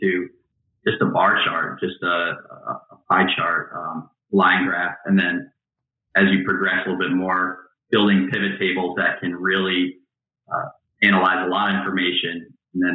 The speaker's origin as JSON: {"language": "English", "town": "Albany", "region": "New York", "country": "United States", "said": "I'm from the Albany, New York area"}